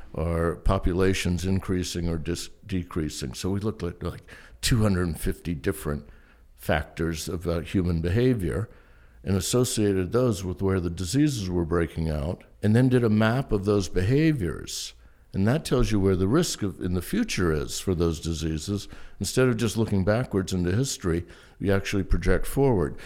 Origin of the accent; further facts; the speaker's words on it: Charleston, South Carolina, United States; I grew up in Charleston, South Carolina